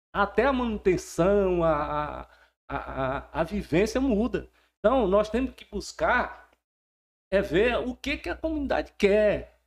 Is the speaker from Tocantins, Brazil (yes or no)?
yes; Porto Nacional, Tocantins, Brazil; sou de outubro, nasci aqui em Porto Nacional mesmo.